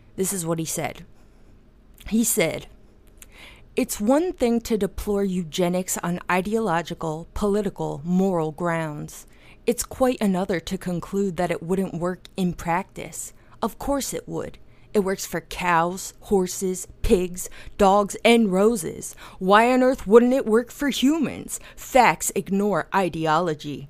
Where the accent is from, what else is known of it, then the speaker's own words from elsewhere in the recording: New Jersey, United States; I'm from New Jersey